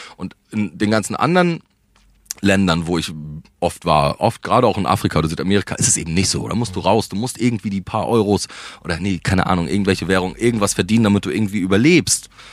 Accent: Rostock, Mecklenburg-Vorpommern, Germany; moved away as an adult; also born or lived in Berlin; ich bin Rostocker, meine Familie ist da, aber meine ganze, der Ursprung meiner Familie, kommen alle aus Berlin

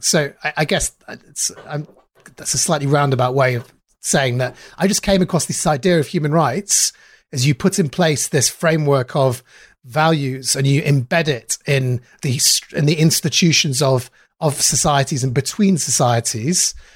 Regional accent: Manchester, North West England, United Kingdom; I grew up in Manchester, um, in South Manchester

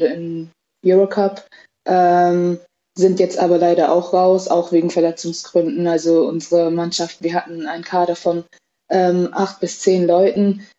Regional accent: Cuxhaven, Lower Saxony, Germany; moved away; Ich bin in Cuxhaven geboren, habe auch dort angefangen äh, zu spielen

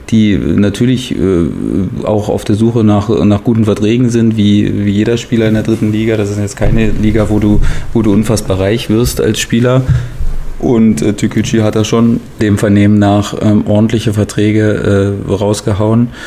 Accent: Würzburg, Bavaria, Germany; als Würzburger ja, ja, genau, Kickers auch genau.

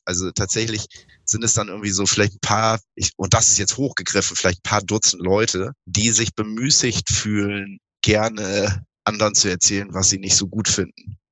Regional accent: Osterholz-Scharmbeck, Lower Saxony, Germany; also born or lived in Bremen; Das war in einem Kulturzentrum in Ostholz-Scharmbeck, meinem Heimatort

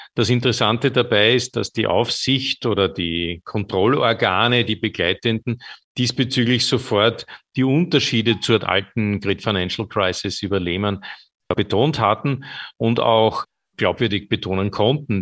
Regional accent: Austria; bei uns in Österreich

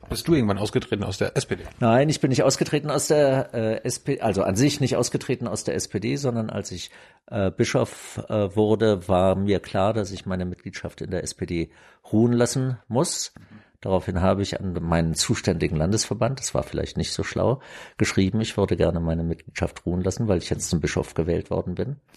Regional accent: Germany; also ich war ja aufgewachsen im Adenauer Deutschland

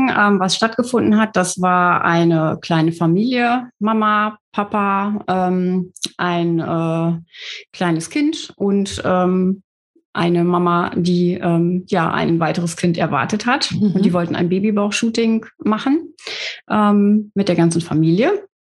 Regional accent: Bad Bentheim, Lower Saxony, Germany; Ich komme aus Bad Bentheim.

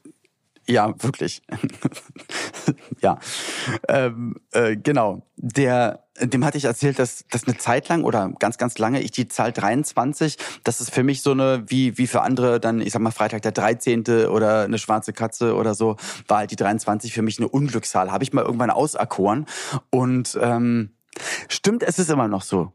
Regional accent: Berlin, Germany; bei uns in Berlin-Spandau, wo ich aufgewachsen bin

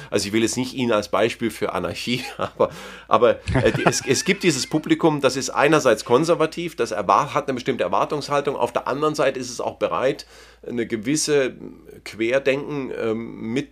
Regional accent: Southern Germany, Germany; es gibt in jedem kleinen Kaff in Süddeutschland, wo ich herkomme, gibt es irgendeinen Weltmarktführer für irgendwas.

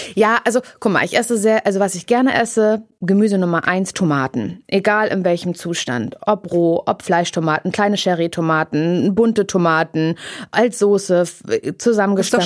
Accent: East Germany, Germany; Ich komme aus dem Osten.

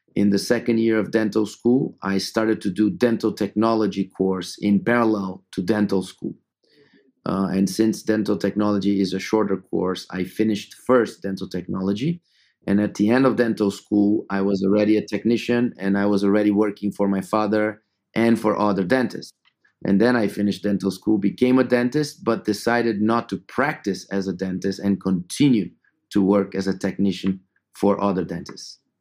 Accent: São Paulo, Brazil; moved away as an adult; also born or lived in Atlanta, United States / Madrid, Spain; I'm originally from Sao Paulo, Brazil, uh, where I was born and grew up

